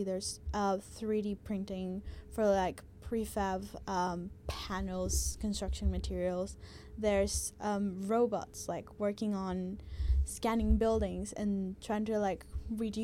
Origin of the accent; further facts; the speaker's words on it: Guatemala; now in Melbourne, Australia; I'm from Guatemala